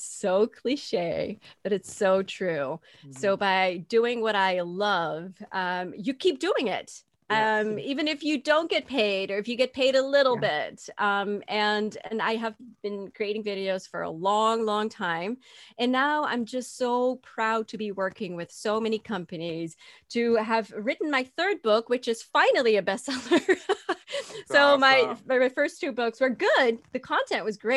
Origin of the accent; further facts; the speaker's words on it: Netherlands; accent: Dutch; moved away as an adult; also born or lived in Dallas, Texas, United States; So I am from the Netherlands, but we lived in close by Dallas for almost 10 years.